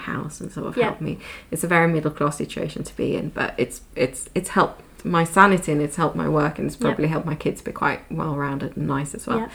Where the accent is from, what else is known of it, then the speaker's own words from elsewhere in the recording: Sweden; now in United Kingdom; I grew up in the Swedish system. I'm now bringing my kids back to Sweden to put them into the Swedish system.